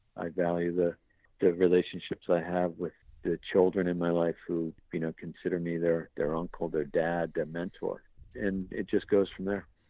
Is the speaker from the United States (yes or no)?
yes; Boston, Massachusetts, United States; an Irish kid from Boston